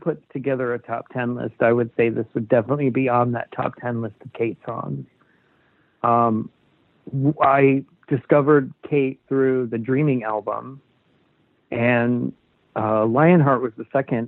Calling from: Seattle, Washington, United States; I'm calling from Seattle, Washington

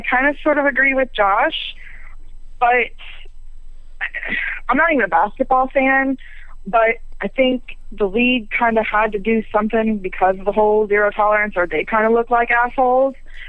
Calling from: Ohio, United States; in Ohio.

